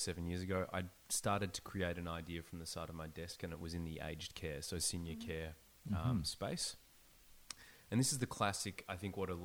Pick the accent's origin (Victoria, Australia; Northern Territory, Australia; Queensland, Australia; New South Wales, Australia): Victoria, Australia; Melbourne; moved away as an adult; also born or lived in Sydney, Australia; now in Vancouver, Canada; I grew up in Melbourne. Mm-hmm. I lived in Sydney for about 9 years.